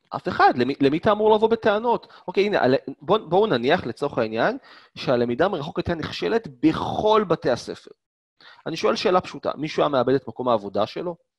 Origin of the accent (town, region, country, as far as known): Israel; born or raised there